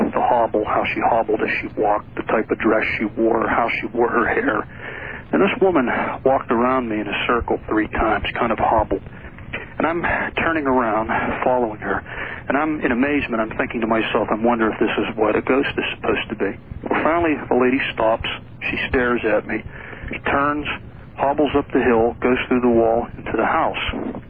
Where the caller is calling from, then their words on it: Pennsylvania, United States; I'm calling from Pennsylvania.